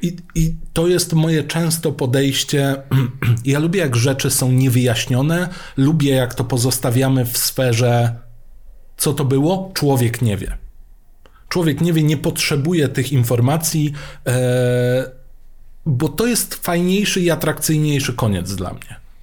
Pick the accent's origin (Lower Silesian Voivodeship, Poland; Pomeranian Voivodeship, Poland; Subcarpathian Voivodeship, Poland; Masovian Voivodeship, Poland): Subcarpathian Voivodeship, Poland; Mielec; Pochodzę z Mielca. Dwa piętra pode mną mieszkała teściowa Grzegorza Lato.